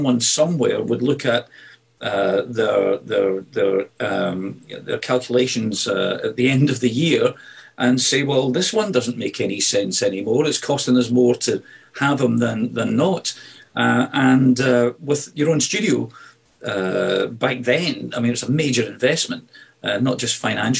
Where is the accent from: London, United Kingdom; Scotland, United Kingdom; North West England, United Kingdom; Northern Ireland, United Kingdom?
Scotland, United Kingdom; Glasgow; moved away; Glasgow, you know, my hometown. I don't live in Glasgow anymore, but my hometown where I was born and brought up is a beautiful, rough and ready city